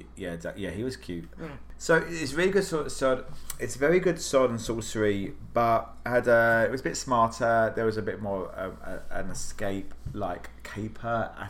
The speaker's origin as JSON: {"language": "English", "country": "United Kingdom", "moved": "yes", "lives_now": "Washington, D.C., United States", "said": "I'm British."}